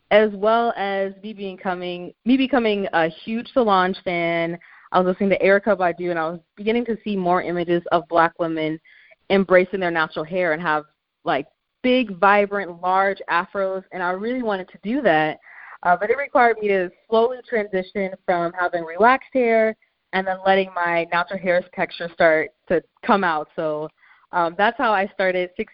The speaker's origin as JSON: {"language": "English", "town": "Tacoma", "region": "Washington", "country": "United States", "tie": "born or raised there", "also_born_or_lived": "Champaign, Illinois", "said": "I grew up in Champaign, Illinois, up until I was 9 years old, and then we moved to Tacoma, Washington, so that's pretty much where I grew up for middle school and high school"}